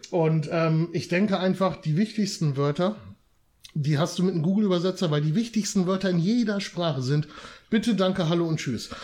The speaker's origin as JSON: {"language": "German", "town": "Wietzendorf", "region": "Lower Saxony", "country": "Germany", "moved": "yes", "said": "Also ich bin ja auch ein Dörfler. Ich komme aus Wietzendorf. Ne? Ich komme ja auch wirklich schön vom Dorf"}